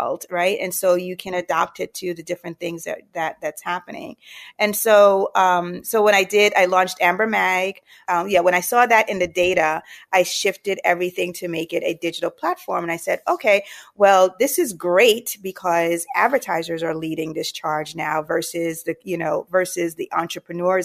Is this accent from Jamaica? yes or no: yes; Jamaica; moved away; I'm from the islands. I'm originally from Jamaica.